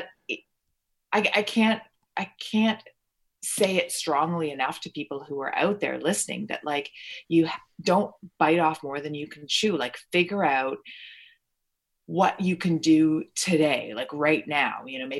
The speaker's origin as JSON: {"language": "English", "region": "Ontario", "country": "Canada", "tie": "born or raised there", "also_born_or_lived": "Toronto", "said": "Although I was born in Toronto, I lived in, you know, Stratford, Ontario, and London, Ontario, and Niagara-on-the-Lake and all these little places."}